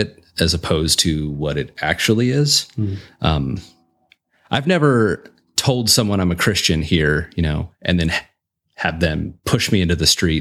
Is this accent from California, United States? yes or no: yes; Southern California, United States; also born or lived in Orlando; I was born and raised in Southern California. So I've been in California most of my life